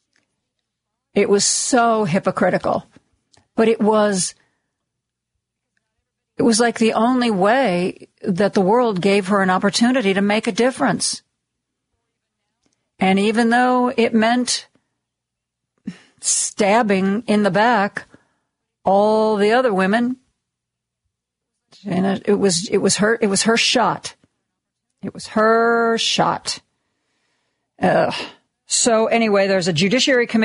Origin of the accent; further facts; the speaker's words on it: Ohio, United States; I'm from Ohio.